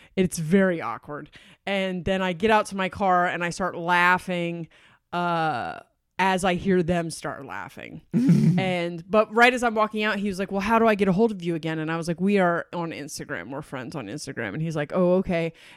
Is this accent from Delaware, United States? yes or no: yes; Delaware, United States; I'm from Delaware